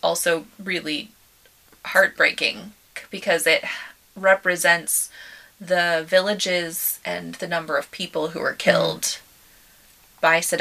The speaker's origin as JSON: {"language": "English", "country": "United States", "said": "as an American"}